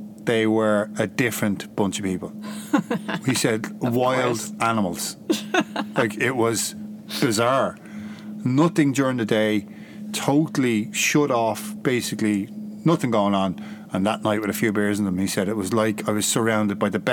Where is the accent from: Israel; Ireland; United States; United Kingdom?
Ireland; I'm Irish